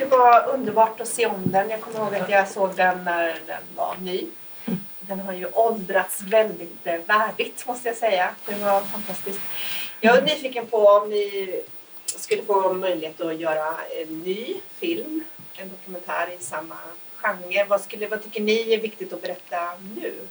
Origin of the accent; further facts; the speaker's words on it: Karlstad, Värmland, Sweden; now in Norway; Vi, Vi är, är ju från Karlstad bägge två.